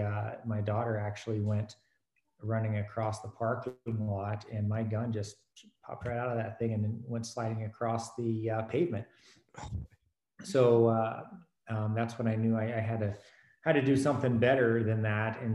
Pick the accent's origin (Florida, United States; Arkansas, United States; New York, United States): Arkansas, United States; Fort Smith; moved away as an adult; I grew up in Arkansas, Fort Smith, Arkansas